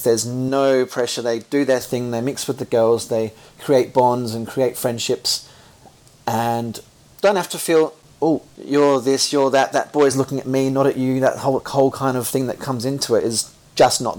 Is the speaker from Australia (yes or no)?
yes; Australia; moved away; I grew up in Australia